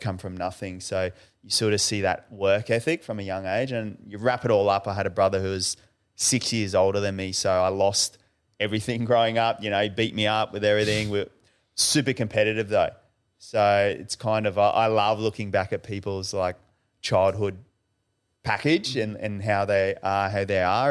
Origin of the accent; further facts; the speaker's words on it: Brisbane, Queensland, Australia; We grew up in Western Brisbane, so not much money